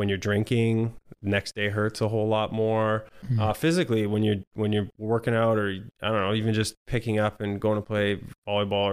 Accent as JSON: {"language": "English", "town": "St. Catharines", "region": "Ontario", "country": "Canada", "tie": "born or raised there", "also_born_or_lived": "Welland, Ontario / Hawaii", "moved": "as an adult", "said": "I grew up in Ontario, St. Catharines in Welland, Ontario"}